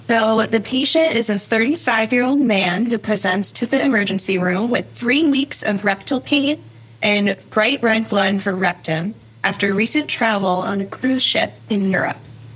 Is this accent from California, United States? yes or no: no; Michigan, United States; moved away as an adult; now in Chicago, United States; I grew up in Michigan originally, went to the University of Michigan for undergrad, and now I am in Chicago